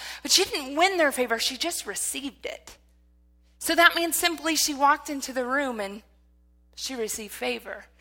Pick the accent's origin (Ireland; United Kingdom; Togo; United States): United States; Michigan; because I'm from Michigan.